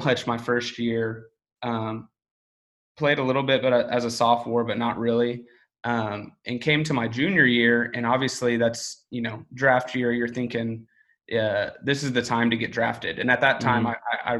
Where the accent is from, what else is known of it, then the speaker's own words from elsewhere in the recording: Houston, Texas, United States; I grew up in Houston, Texas.